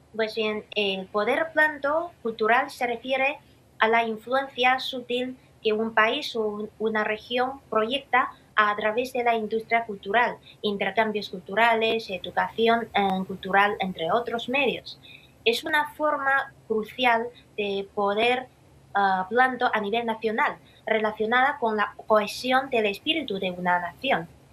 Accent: Xi'an, Shaanxi, China; mi ciudad natal, Xi'an, como una antigua capital cultural

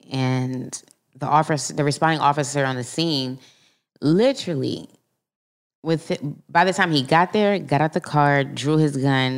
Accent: Philadelphia, Pennsylvania, United States; now in Florida, United States; I was raised in Philly

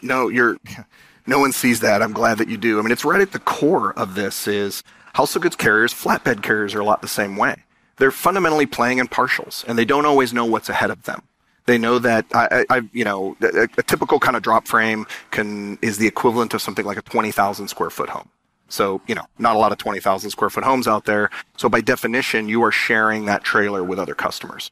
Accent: San Diego, California, United States; I was born in San Diego, the son of immigrant parents

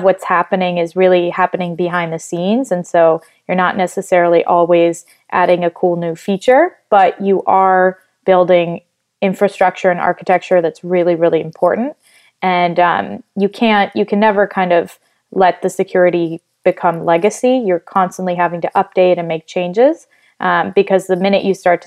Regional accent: Italy; now in United States; I grew up in Italy, moved to the U.S. afterwards

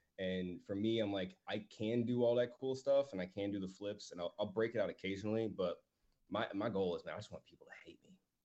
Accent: Midwest, United States; now in Texas, United States; So I came from the Midwest and now I'm in Texas

